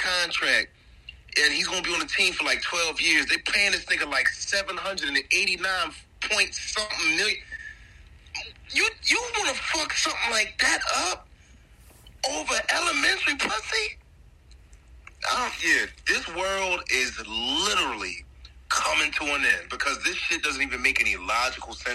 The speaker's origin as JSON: {"language": "English", "town": "Atlantic City", "region": "New Jersey", "country": "United States", "tie": "born or raised there", "moved": "as an adult", "said": "back at my hometown of Atlantic City, New Jersey"}